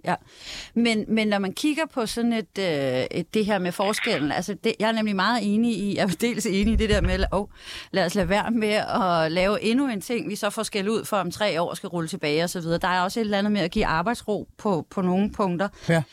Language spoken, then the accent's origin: Danish; Denmark; Det er jeg stolt af som dansker